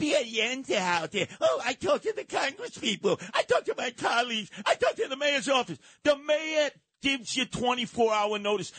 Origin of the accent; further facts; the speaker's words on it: New York City, New York, United States; But I grew up in Canarsie.